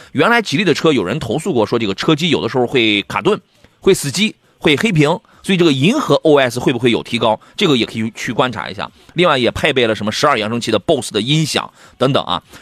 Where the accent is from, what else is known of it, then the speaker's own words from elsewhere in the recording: Qingdao, Shandong, China; 在我老家亲岛